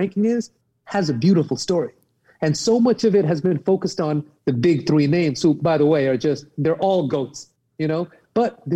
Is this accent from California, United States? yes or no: yes; Southern California, United States; I grew up playing in Southern California, right, which is a tennis hub